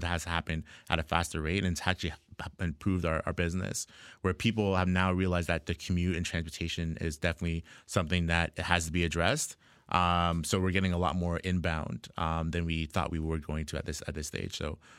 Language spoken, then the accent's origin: English; Jamaica; I'm Black. I'm Jamaican.